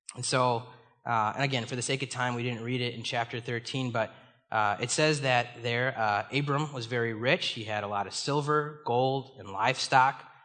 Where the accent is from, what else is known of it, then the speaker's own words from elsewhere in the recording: Chicago, Illinois, United States; moved away as an adult; now in Minnesota, United States; I was born and raised in the Chicago area.